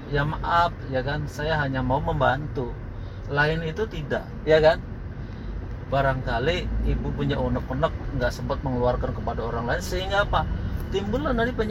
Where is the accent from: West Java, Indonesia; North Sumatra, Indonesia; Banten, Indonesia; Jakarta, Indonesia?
West Java, Indonesia; Cirebon; saya ini orang Cirebon bu ya kan saya orang Cirebon